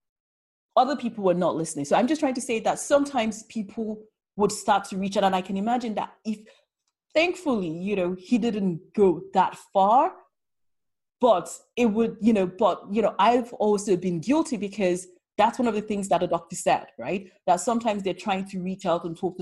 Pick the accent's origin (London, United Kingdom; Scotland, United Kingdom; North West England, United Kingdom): London, United Kingdom; I'm a Londoner